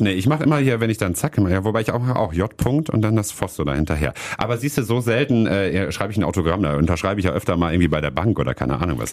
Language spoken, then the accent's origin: German; Hattingen, North Rhine-Westphalia, Germany; now in Wuppertal, Germany; Ich bin in äh, Hattingen aufgewachsen